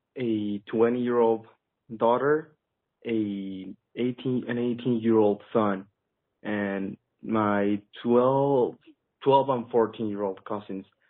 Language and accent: English; Mexico City, Mexico; I'm from Mexico, Mexico City, to be exact.